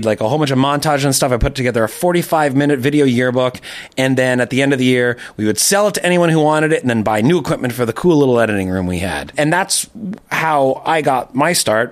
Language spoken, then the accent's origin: English; Toronto, Ontario, Canada; In Etobicoke. So, and I'm still there now